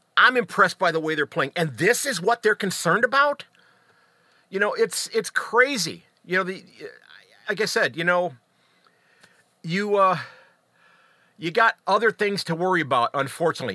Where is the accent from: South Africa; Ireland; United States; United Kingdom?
United States; as an American